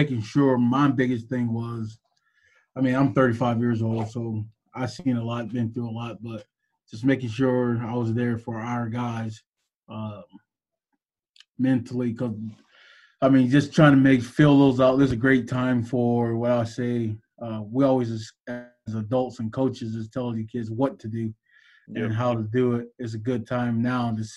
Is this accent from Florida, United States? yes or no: yes; Florida, United States; I'm from Florida